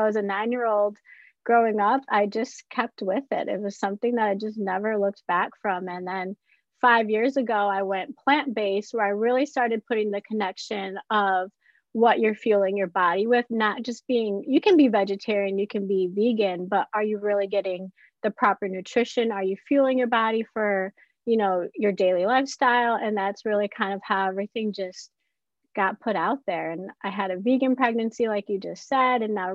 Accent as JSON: {"language": "English", "region": "Midwest", "country": "United States", "tie": "born or raised there", "said": "we grew up in the Midwest"}